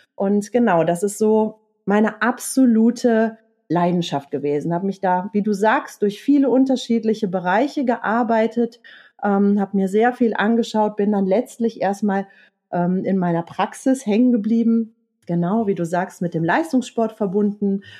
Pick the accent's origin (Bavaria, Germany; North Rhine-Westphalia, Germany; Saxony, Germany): North Rhine-Westphalia, Germany; Leverkusen; now in Eckental, Germany; ich komme gebürtig aus Leverkusen